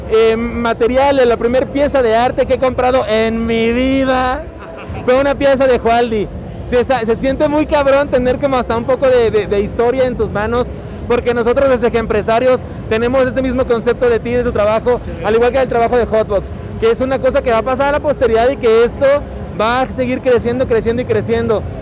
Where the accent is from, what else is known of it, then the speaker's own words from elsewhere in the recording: Mexico; empezar a crear personajes que con nosotros como mexicanos o como latinos podamos arraigar